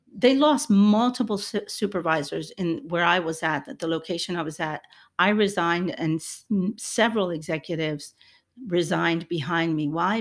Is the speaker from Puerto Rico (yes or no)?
yes; Puerto Rico; I'm Hispanic, I'm, I'm Puerto Rican